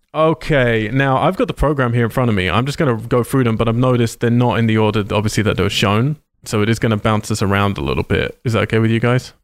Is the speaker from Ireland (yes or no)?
no; United Kingdom; moved away; I'm British